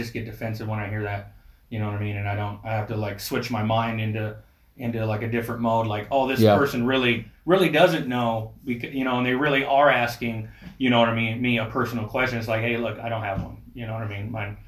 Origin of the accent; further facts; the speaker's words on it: California, United States; I'm from California